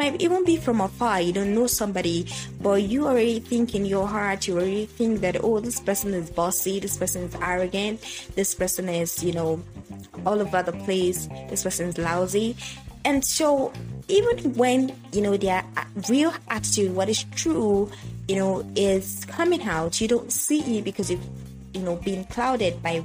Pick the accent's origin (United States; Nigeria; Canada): Nigeria; Yoruba tribe of Nigeria, Yorubaland; first language Yoruba; English is a second language; I am from the Yoruba, you know, tribe of Nigeria